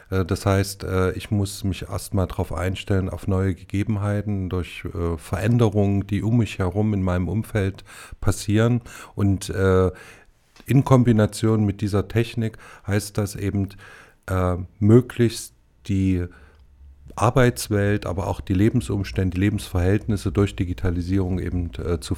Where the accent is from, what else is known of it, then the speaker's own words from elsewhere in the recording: Erfurt, Thuringia, Germany; born there; ich bin gebürtiger Erfurter und denke, dass Erfurt noch ein bisschen Werbung gebrauchen könnte.